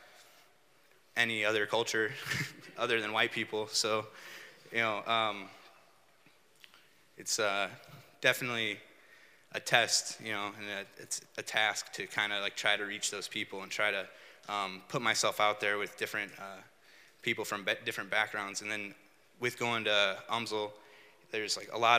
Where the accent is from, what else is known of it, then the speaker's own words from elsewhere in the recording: United States; moved away as an adult; now in St. Louis, United States; I was growing up in Chabance, I didn't like see that as a reality for me, you know. I figured I would just grow up and live in Chabance my whole life